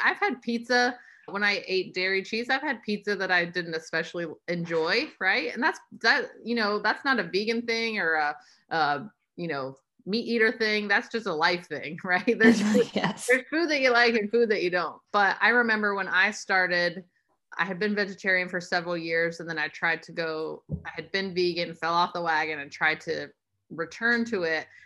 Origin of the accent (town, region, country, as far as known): United States